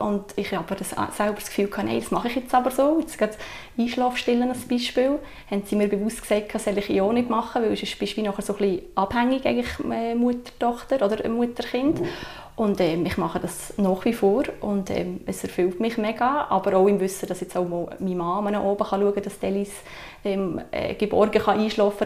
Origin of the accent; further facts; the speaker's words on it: Sursee, Lucerne, Switzerland; moved away as an adult; now in Entlebuch, Switzerland; ich bin ähm, ursprünglich von der Region Sursee